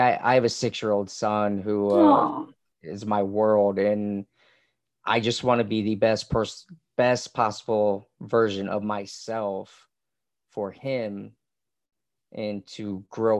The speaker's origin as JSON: {"language": "English", "region": "Tennessee", "country": "United States", "tie": "born or raised there", "moved": "yes", "lives_now": "Michigan, United States", "said": "I'm live in Michigan now. My whole family's from Michigan, but I was actually born and raised in Tennessee"}